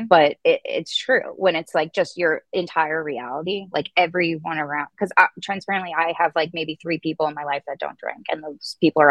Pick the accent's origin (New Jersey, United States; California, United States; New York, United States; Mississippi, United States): New Jersey, United States; where I grew up at home in New Jersey, the entire county